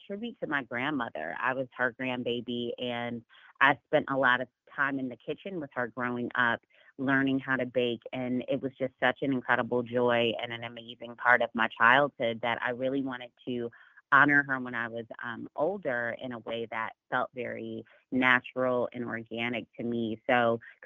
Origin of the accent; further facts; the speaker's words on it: Chicago, Illinois, United States; moved away as an adult; now in Dallas, United States; I was born and raised right outside of Chicago in the suburbs of Chicago